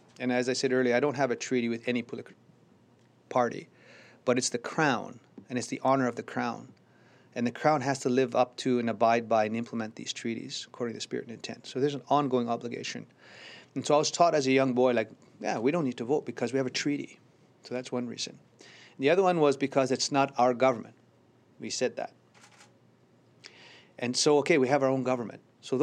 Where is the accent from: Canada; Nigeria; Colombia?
Canada; Little Black Bear First Nation, Saskatchewan; I don't feel any less Cree. I still speak Cree and go to our ceremonies. And I'm still a member of Little Black Bear's First Nations band.